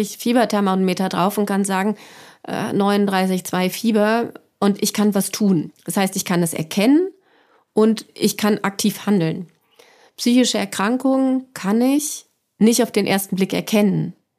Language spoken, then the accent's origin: German; Frankfurt, Hesse, Germany; ich komme aus Frankfurt